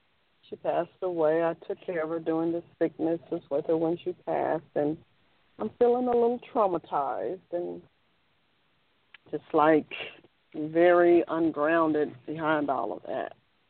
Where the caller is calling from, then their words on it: Memphis, Tennessee, United States; calling from Memphis.